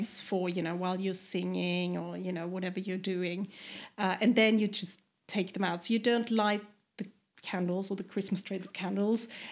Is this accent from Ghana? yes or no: no; eastern Austria, Burgenland, Austria; moved away as an adult; also born or lived in Vienna, Austria; now in Sweden; I come from the east, mm-hmm. which is very different.